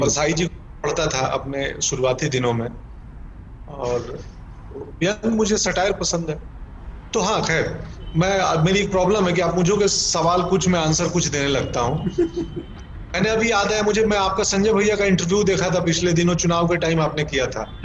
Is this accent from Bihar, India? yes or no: yes; Gopalganj, Bihar, India; moved away; also born or lived in Patna; गोपालगंज तो गोपालगंज नहीं मेरा गांव बिलसण क्योंकि गोपालगंज शहर से भी 20 किलोमीटर दूर है सो मेरा बिलसण माधोपुर वहाँ का मेरा हाई स्कूल